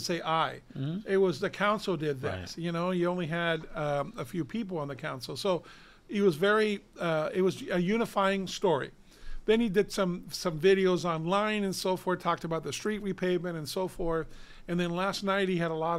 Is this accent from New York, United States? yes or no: no; Downey, California, United States; the city of Downey benefits. That's my hometown